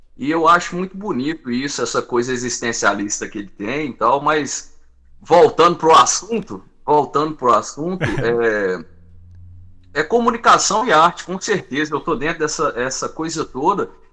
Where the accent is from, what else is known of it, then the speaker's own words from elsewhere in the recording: Várzea da Palma, Minas Gerais, Brazil; Eu sou do norte de Minas.